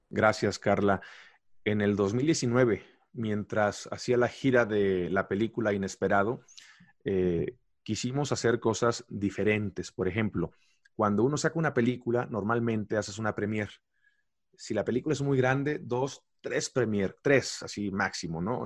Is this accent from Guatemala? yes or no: no; Mexico; yo soy un mexicano más